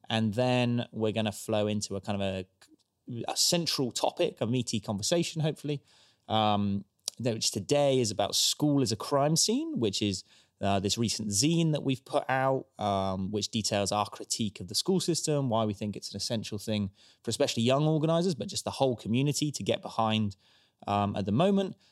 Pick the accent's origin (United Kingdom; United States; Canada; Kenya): United Kingdom; Stroud, South West England; born and raised in Stroud